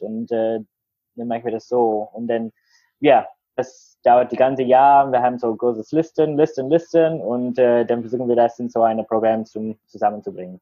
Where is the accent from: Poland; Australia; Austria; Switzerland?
Australia; German is a second language; moved away as an adult; now in Berlin, Germany; wo ich aufgewachsen war in Australien